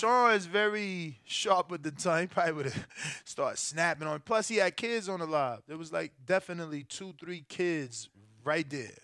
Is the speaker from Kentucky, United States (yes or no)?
no; Newark, New Jersey, United States; also born or lived in Elizabeth, New Jersey; I'm definitely from North Nork, over where the poppies be.